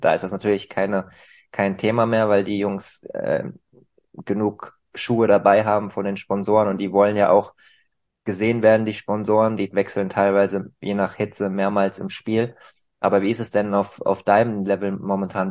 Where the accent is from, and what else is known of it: Germany